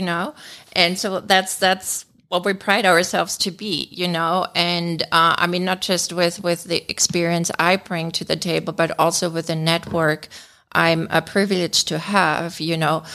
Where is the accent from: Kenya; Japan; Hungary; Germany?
Germany; moved away as an adult; now in United States; I'm born and raised in Germany, uh, but we've been living here in the States for over twenty years